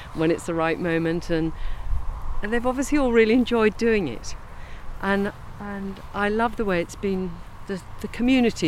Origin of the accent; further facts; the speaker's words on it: Kent, South East England, United Kingdom; I grew up in Kent